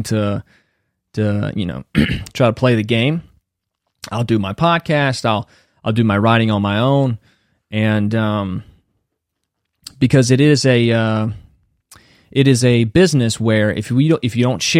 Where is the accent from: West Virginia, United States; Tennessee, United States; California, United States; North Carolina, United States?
North Carolina, United States; moved away as an adult; now in Los Angeles, United States; I'm from the South in the United States